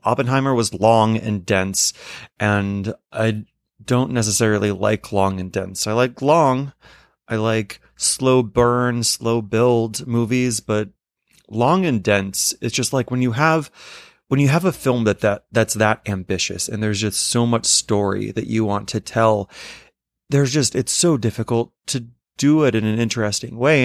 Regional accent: New York City, New York, United States; as a New Yorker

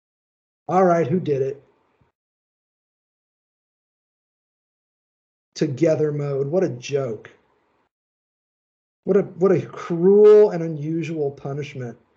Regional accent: Indiana, United States; I'm from Indiana

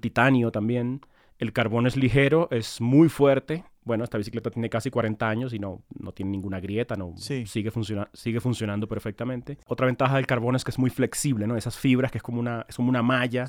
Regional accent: Maracaibo, Zulia, Venezuela; also born or lived in Caracas, Venezuela; now in Bogotá, Colombia; Yo crecí en Maracaibo, eh, muy mm. cerca del, nivel del mar

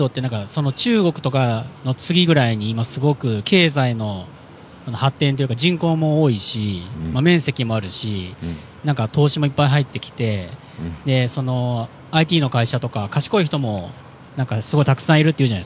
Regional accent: Philippines; で僕、フィリピンで育ったんですけど、

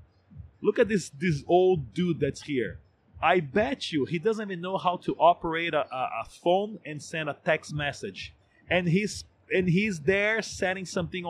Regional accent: Brazil; I'm from Brazil, I'm in Brazil, I work in Brazil, I pay my tax in Brazil

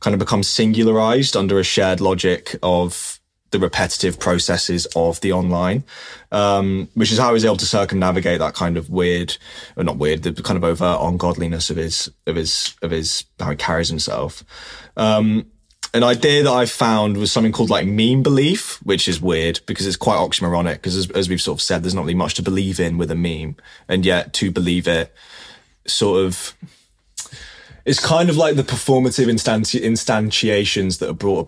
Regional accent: London, United Kingdom; I'm from South London

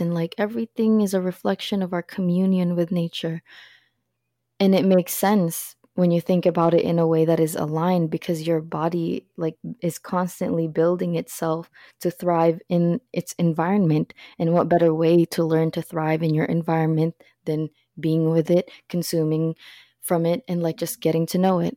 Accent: Philippines; moved away; I'm from the Philippines

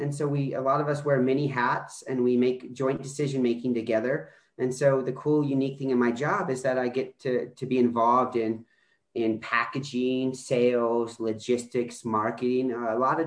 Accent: Baton Rouge, Louisiana, United States; moved away as an adult; also born or lived in Colorado; I grew up primarily in Baton Rouge, Louisiana as a kid.

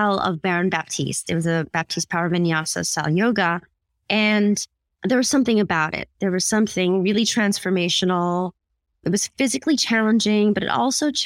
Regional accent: United States; also born or lived in Philippines; I'm Filipina and I married an Indian guy. But I was born in the Philippines and I came to America when I was 6 years old

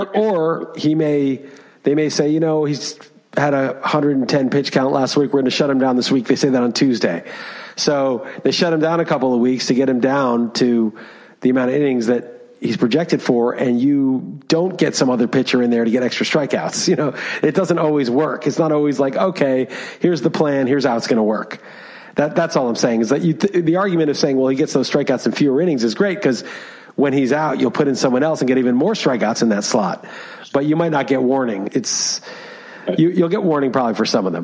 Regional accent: New York City, New York, United States; moved away; I grew up in Manhattan

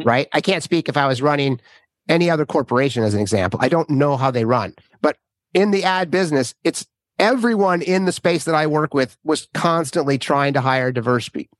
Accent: Minnesota, United States; I grew up in Minnesota

